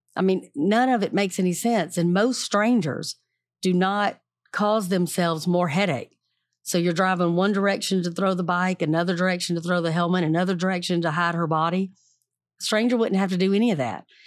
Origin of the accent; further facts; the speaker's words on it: the South, United States; I'm from the South